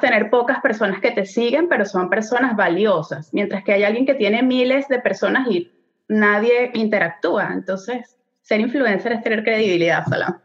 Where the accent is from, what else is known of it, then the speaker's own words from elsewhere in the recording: Venezuela; moved away as an adult; now in Montreal, Canada; nosotros somos venezolanos, tenemos ya casi ocho años viviendo aquí en Montreal, Canadá